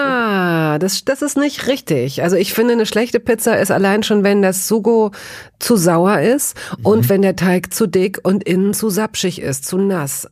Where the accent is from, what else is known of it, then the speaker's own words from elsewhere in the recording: Hanover, Lower Saxony, Germany; ich komme aus Hannover